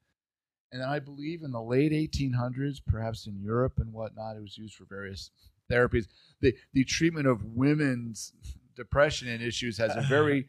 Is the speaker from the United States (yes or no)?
yes; outside of New York, United States; I grew up outside of New York